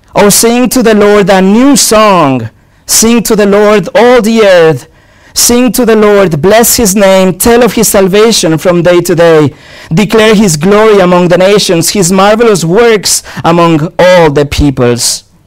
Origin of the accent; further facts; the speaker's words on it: Mexico; now in Cannes, France; I was born in Mexico